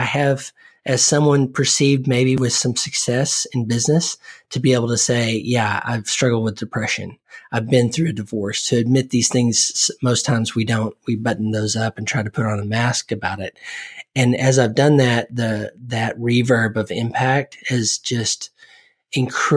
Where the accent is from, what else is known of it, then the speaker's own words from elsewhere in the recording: Oklahoma, United States; I grew up in Oklahoma